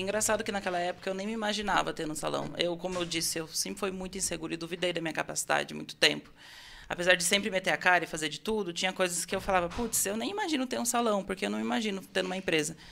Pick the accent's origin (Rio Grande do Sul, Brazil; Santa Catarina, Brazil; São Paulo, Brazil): São Paulo, Brazil; Itu; Eu nasci em São Paulo e fui criado lá, e com sete anos eu vim para Itu. Tá. Então, eu sou paulista, vivo em Itu